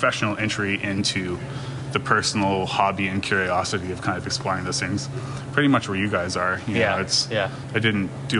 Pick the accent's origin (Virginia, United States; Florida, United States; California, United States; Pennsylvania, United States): Florida, United States; Winter Park; I was born and raised in Winter Park, and pretty much grew up around here.